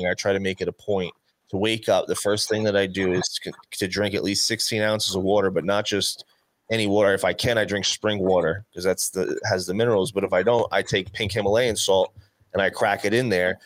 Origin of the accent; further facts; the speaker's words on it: New Jersey, United States; We're from Jersey